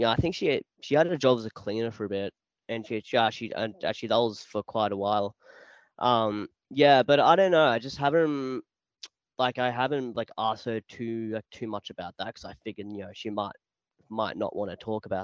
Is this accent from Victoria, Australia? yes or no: yes; Warragul, Victoria, Australia; So I was born in Warragul. I was born in Warragul Hospital.